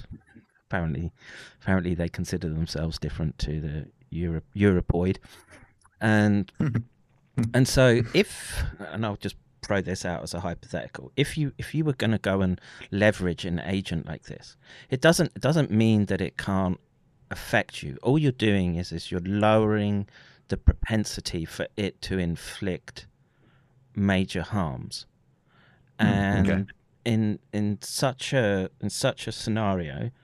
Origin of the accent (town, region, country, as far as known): United Kingdom; born or raised there